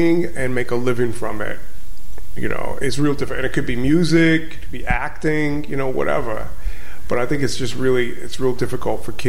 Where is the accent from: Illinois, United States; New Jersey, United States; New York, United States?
New York, United States; New York City; originally I'm from Crown Heights, Brooklyn